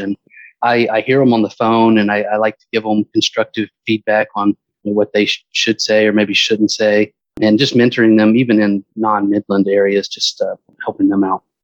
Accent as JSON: {"language": "English", "town": "Stone Mountain", "region": "Georgia", "country": "United States", "tie": "born or raised there", "also_born_or_lived": "Alabama / Fort Myers, Florida", "moved": "as an adult", "lives_now": "Florida, United States", "said": "I grew up in Stone Mountain, Georgia, which is about 20 miles east of Atlanta."}